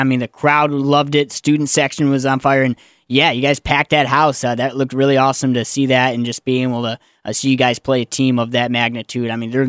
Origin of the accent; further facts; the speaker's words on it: Northern Michigan, United States; growing up in Northern Michigan